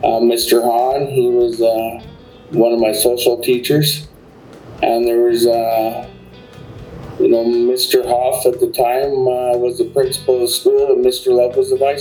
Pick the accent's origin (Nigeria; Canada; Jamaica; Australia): Canada; Medicine Hat, Alberta; I'm from Medicine Hat, and I went to McCoy High School in 1989